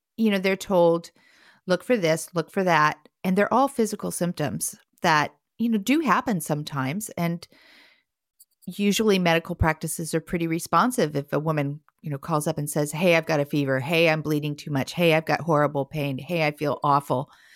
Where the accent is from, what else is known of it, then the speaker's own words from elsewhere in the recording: Portland, Oregon, United States; Portland, Oregon, my hometown